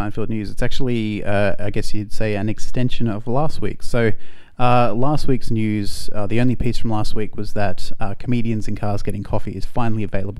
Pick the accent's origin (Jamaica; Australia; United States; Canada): Australia; we're Australian